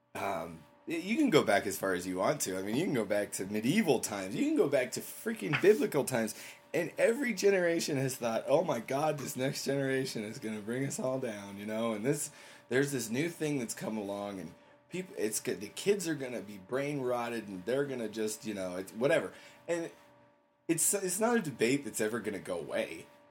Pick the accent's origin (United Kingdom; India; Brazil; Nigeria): United Kingdom; England; I grew up in England